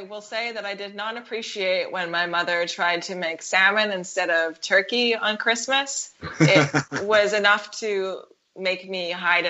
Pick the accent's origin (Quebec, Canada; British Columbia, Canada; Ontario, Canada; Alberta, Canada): British Columbia, Canada; Vancouver; I'm from Vancouver.